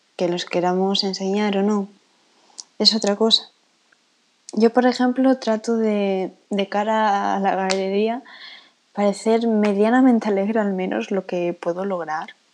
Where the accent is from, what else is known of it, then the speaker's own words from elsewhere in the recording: Spain; accent: Spanish; ya se sabe que soy española por el acento, creo, pero no voy a decir de qué parte